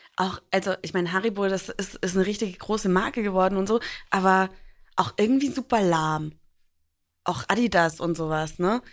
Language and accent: German; Franconia, Bavaria, Germany; also born or lived in New York; now in Hamburg, Germany; ich spreche auch nicht Fränkisch und werde da von meinem Opa meistens auch mega aufgezogen